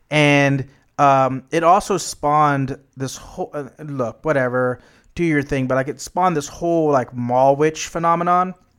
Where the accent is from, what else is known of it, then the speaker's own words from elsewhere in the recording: United States; as an American